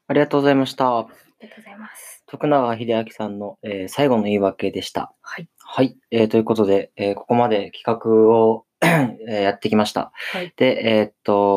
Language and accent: Japanese; Okinawa, Japan; now in Tokyo, Japan; 僕も沖縄出身で、たまに沖縄に帰る